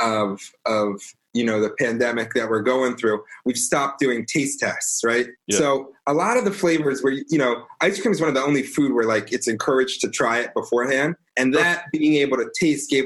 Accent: Baltimore, Maryland, United States; I grew up in Baltimore, grew up in the suburbs and in Pikesville and all around sort of.

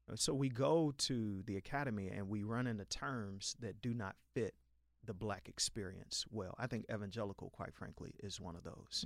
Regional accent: Chicago, Illinois, United States; I was born December eighteen in Chicago on the far south side

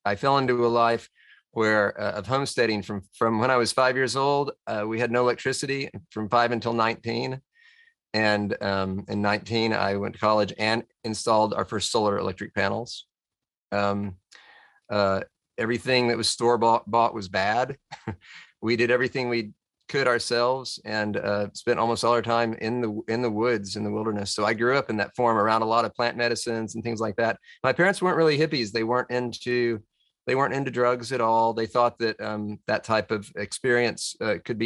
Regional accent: Tennessee, United States; also born or lived in Washington, D.C.; my granddad just happened to get some land in Tennessee and my mom and dad were decided they wanted to try to farm on it

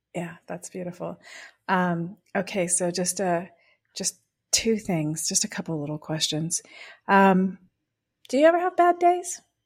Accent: Pacific Grove, California, United States; I come from Pacific Grove, so Butterfly Town, U S

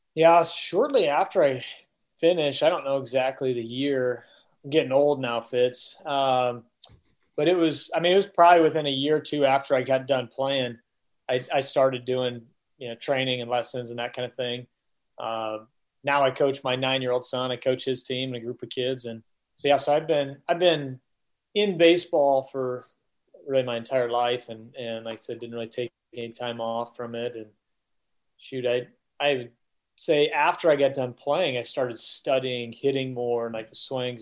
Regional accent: Omaha, Nebraska, United States; I grew up in Omaha

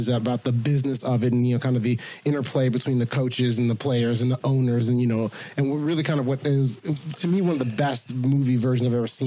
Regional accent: Tennessee, United States; a young boy growing up in the South in Tennessee

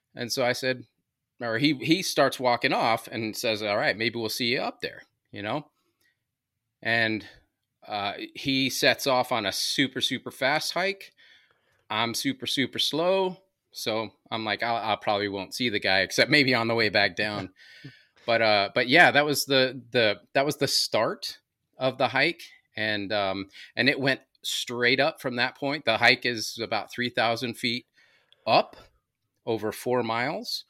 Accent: Anaheim, California, United States; also born or lived in New Mexico; now in Maryland, United States; Grew up in, uh, Southern California, L A area, Anaheim, Acapulco Street.

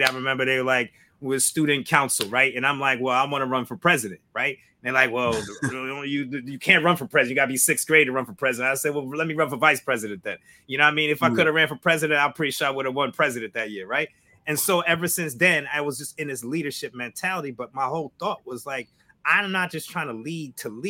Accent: Albany, New York, United States; we grew up in Albany, upstate

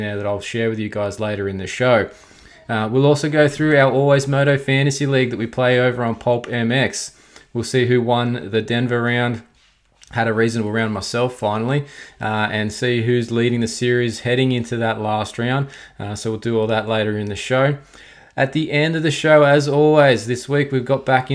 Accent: Australia; I am Australian

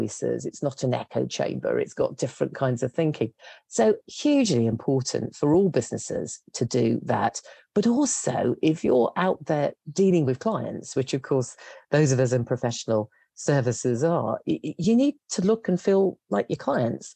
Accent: West Midlands, United Kingdom; moved away as an adult; also born or lived in London; And I grew up in the West Midlands, which at that stage was struggling as a place to get work.

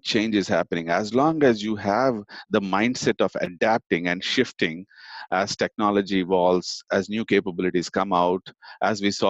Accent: Chennai, Tamil Nadu, India; moved away as an adult; also born or lived in Oklahoma; now in United States; I grew up in India in a town called, or a city called Chennai.

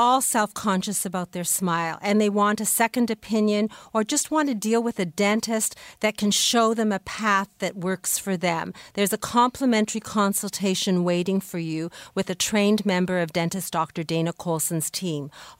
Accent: Canada; we're Canadian

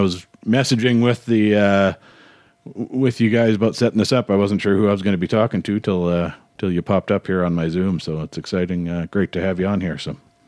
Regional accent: Canada; I think as Canadians, seem to have a bit of an inferiority complex sometimes

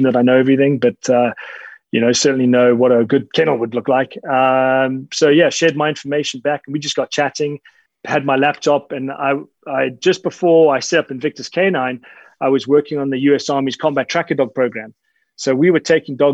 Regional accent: Zimbabwe; I was born and raised in Zimbabwe

